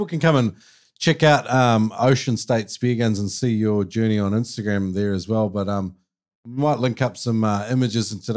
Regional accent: New Zealand; growing up in New Zealand, the bush out the back

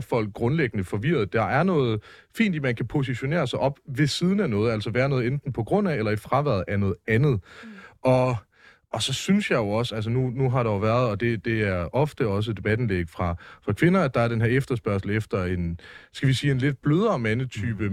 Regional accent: Mårslet, Central Denmark Region, Denmark; der, hvor jeg kommer fra i Morslet, lidt uden for Aarhus

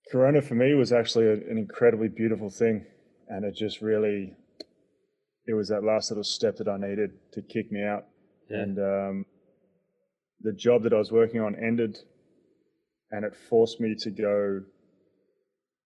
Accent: Melbourne, Victoria, Australia; accent: Aussie; moved away as an adult; also born or lived in Perth / New York; now in Berlin, Germany; Grew up in Melbourne most part of my life, and then ended up in Perth to study

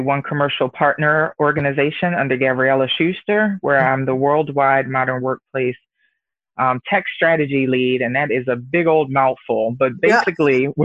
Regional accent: Baltimore, Maryland, United States; moved away as an adult; also born or lived in Virginia / Washington, D.C. area; now in Redmond, United States; I was born and raised in Baltimore City

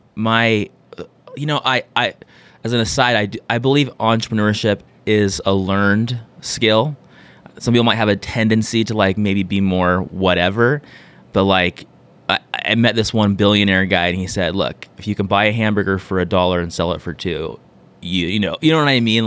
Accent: San Diego, California, United States; born and raised in San Diego.

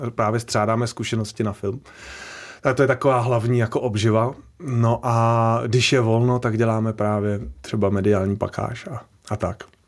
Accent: Prague, Czechia; on bydlel s náma v domě, když jsem byl malý ve Strašnicích

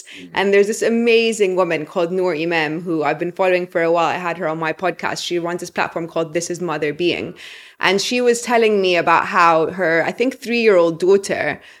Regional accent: Egypt; remember I was living in London at the time and they were in America, I believe. And I said like, oh, I'm from Egypt.

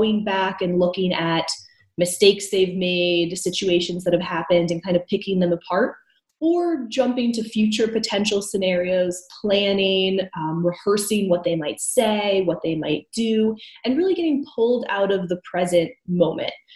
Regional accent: United States; now in Canada; I'm originally from the States

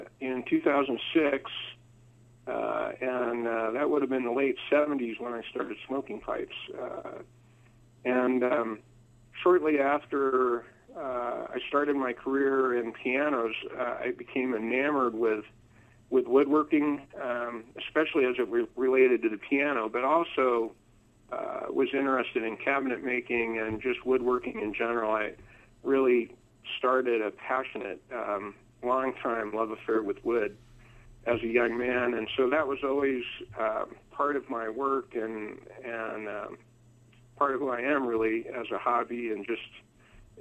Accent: San Diego, California, United States; moved away as an adult; also born or lived in Los Angeles; now in Murray, United States; I grew up in San Diego, and most of my family still lives there. Born in Los Angeles, but then my family moved to the San Diego area when I was about 6 months old

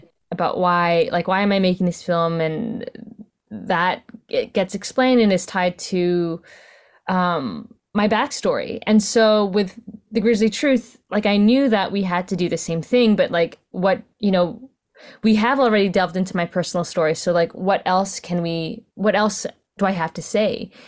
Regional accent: Vancouver, British Columbia, Canada; I'm Filipino Canadian, was born in Vancouver, my sec-, second generation Canadian

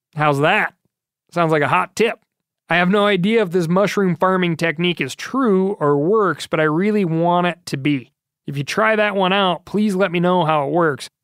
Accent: Montana, United States; my home state of Montana

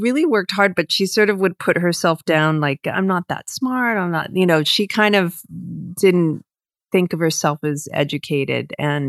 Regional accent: London, United Kingdom; born there; I was born in London, but okay.

